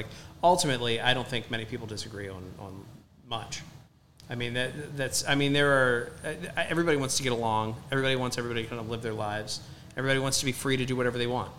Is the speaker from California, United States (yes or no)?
no; Baltimore, Maryland, United States; I grew up in Baltimore, was trained as a public defender in law school